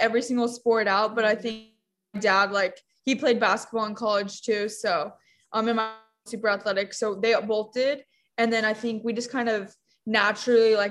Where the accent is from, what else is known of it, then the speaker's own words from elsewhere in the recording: Arizona, United States; moved away as an adult; now in California, United States; we grew up in Arizona